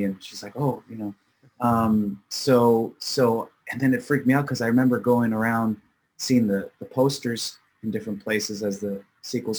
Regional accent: Markham, Ontario, Canada; I grew up in nearby Toronto, in Markham and Richmond Hill areas, which are suburbs outside of Toronto, in the greater Toronto area

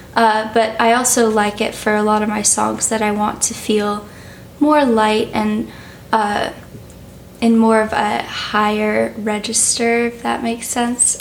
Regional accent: New York City, New York, United States; I'm 17 years old and I'm from New York City.

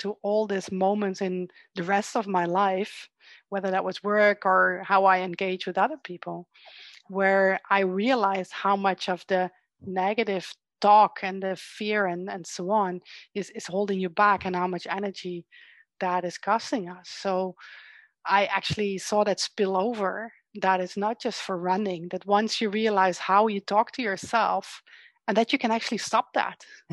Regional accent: Netherlands; I'm from the Netherlands

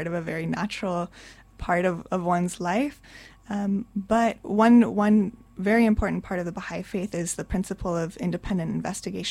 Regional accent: Arizona, United States; I was raised in Arizona, so there was a sizable community

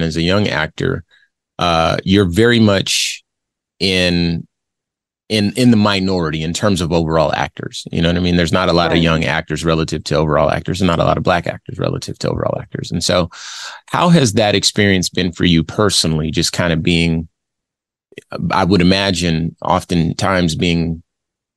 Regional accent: Los Angeles, California, United States; I'm originally from Los Angeles myself.

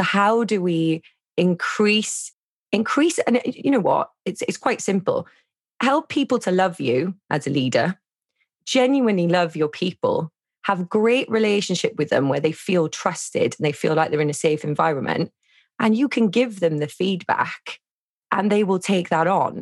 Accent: Wales, United Kingdom; I'm from Wales.

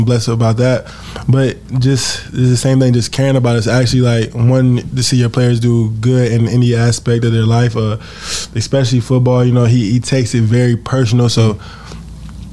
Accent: Cleveland, Ohio, United States; I was born in Cleveland

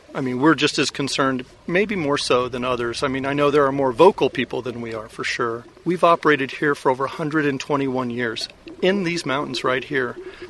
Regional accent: California, United States; I'm Californian. I've lived here all my life.

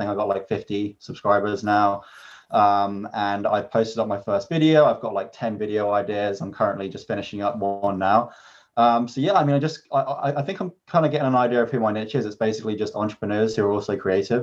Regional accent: Vancouver, British Columbia, Canada; I'm also from Vancouver as well

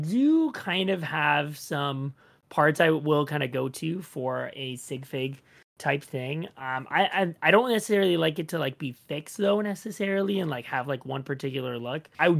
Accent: Toronto, Ontario, Canada; I'm from Toronto in Canada. I've been born and raised here and been building all my life here as well.

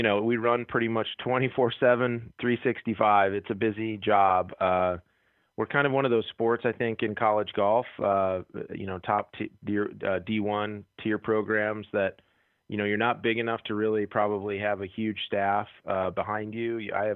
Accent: Austin, Minnesota, United States; moved away; growing up in Austin, Minnesota

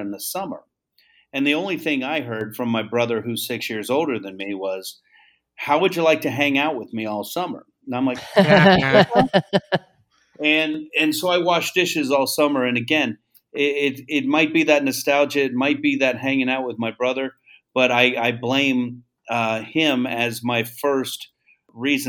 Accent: Tampa, Florida, United States; also born or lived in Melbourne, Florida; I claim Tampa as my home

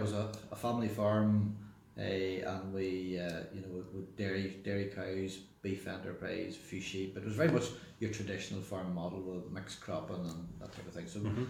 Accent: South Armagh, Northern Ireland, United Kingdom; Yeah, it was a good upbringing in a Presbyterian farming family in South Armagh. Third child of four children, of two brothers and one sister.

